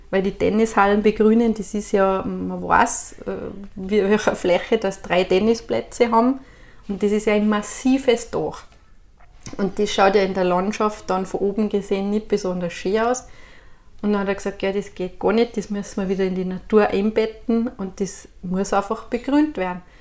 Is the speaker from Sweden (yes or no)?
no; Styria, Austria; Dann sage ich, was ist das bei Steirer? Ist das Inker Wasser oder was? Dann sage ich, ganz einfach, wir sind furchtlos.